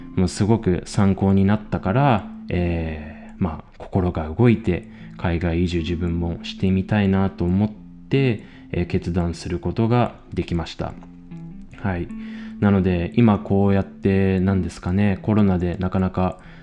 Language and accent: Japanese; Chiba, Japan; moved away as an adult; also born or lived in Tokyo; now in Austria; 千葉県出身の26